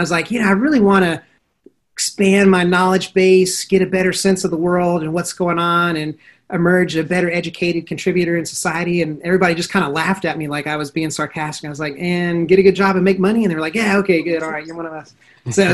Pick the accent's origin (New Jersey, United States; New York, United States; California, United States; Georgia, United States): Georgia, United States; Atlanta; also born or lived in Pennsylvania; I was born here in Atlanta, one of the few natives here